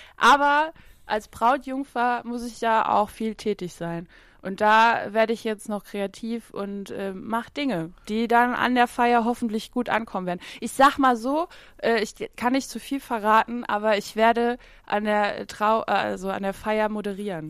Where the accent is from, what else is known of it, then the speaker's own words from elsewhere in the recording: Saarland, Germany; bei uns im Saarland